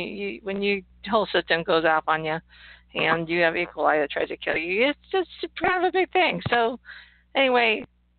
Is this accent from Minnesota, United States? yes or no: no; Ohio, United States; We're from Ohio